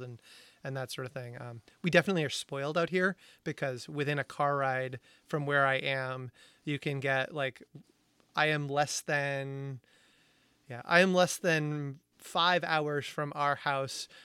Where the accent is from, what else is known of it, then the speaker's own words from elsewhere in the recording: Amherst, Massachusetts, United States; UMass Amherst, which I'm an alumni, alumni of, which is, people say is in the middle of nowhere, which I take a little personally 'cause it was my hometown